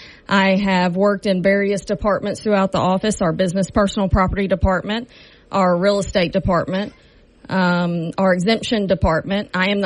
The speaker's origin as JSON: {"language": "English", "town": "Shreveport", "region": "Louisiana", "country": "United States", "tie": "born or raised there", "said": "I am a longtime resident of this Caddo Parish. I grew up in Southern Hills area."}